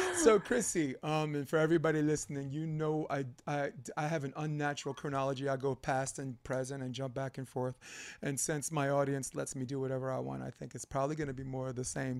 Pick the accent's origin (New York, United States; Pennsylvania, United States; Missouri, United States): New York, United States; New York City; I grew up Flatbush Avenue, Brooklyn